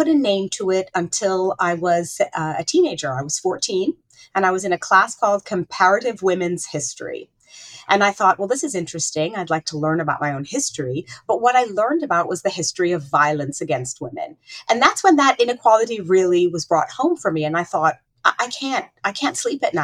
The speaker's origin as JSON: {"language": "English", "country": "Saudi Arabia", "tie": "born or raised there", "said": "growing up in Saudi Arabia brought a lot of questions up for me"}